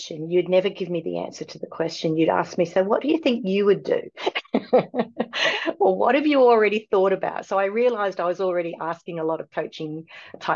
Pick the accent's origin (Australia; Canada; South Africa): Australia; moved away; I come from Australia